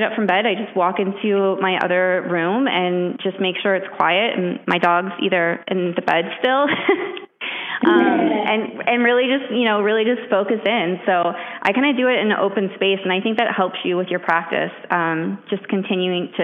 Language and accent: English; Midwest, United States; moved away as an adult; now in New York, United States; I'm from the Midwest